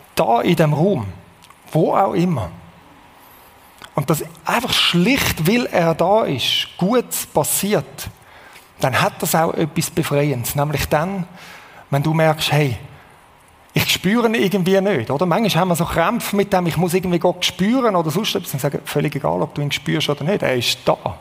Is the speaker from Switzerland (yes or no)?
yes; Switzerland; als Schweizer